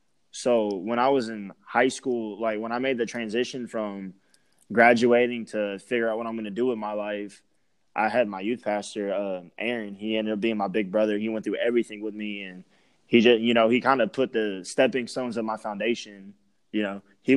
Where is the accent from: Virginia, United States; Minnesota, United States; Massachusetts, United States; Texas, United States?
Texas, United States; Lumberton; moved away; I'm from Lumberton, which is Southeast Texas.